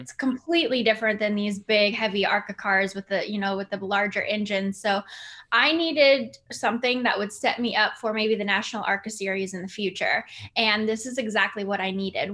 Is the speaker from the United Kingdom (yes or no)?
no; Winnipeg, Manitoba, Canada; my hometown of Winnipeg